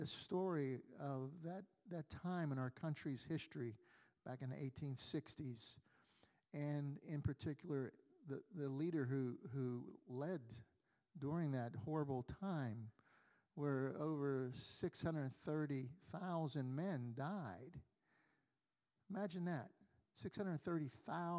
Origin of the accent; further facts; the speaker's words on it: Pittsburgh, Pennsylvania, United States; I grew up on Federal Street Extension on the north side, and we still live here in Brighton Heights